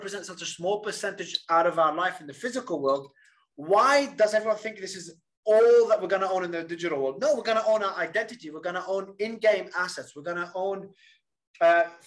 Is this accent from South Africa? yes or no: no; Australia; also born or lived in Lebanon; Then I migrated out of Lebanon to Australia at about 9 years old